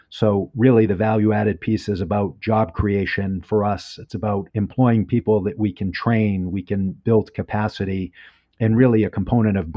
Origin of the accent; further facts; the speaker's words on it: United States; I'm American, so I, I don't understand meters.